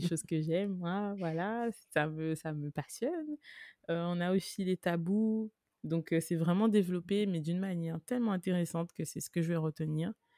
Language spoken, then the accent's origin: French; Guadeloupe; je suis guadeloupéenne